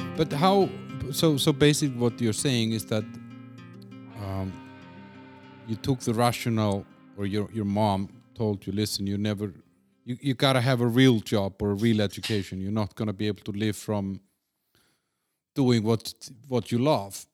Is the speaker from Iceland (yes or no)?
yes; Iceland; my home country in Iceland